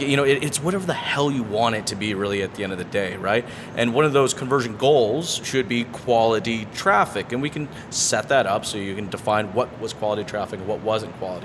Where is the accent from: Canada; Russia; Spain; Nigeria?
Canada; Toronto, Ontario; I'm from Toronto.